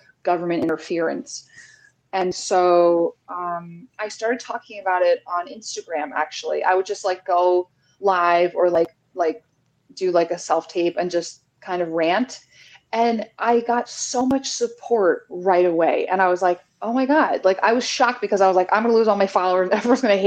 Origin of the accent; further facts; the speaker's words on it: New Jersey, United States; also born or lived in New York City; I'm from New Jersey